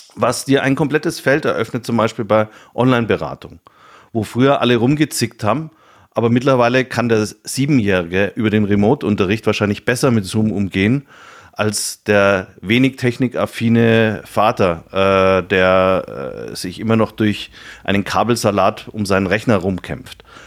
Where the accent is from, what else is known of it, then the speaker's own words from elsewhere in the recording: Nuremberg, Bavaria, Germany; also born or lived in Munich; Ich bin äh, äh, in Nürnberg geboren, habe da eine Banklehre gemacht